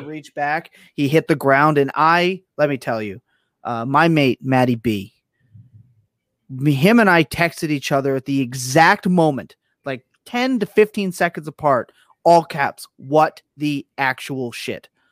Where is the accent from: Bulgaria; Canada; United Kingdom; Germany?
Canada; I am Canadian